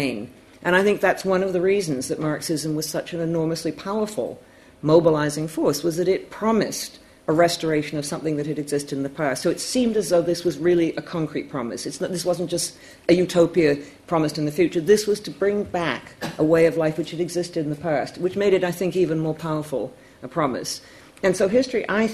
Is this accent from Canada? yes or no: yes; Canada; I'm Canadian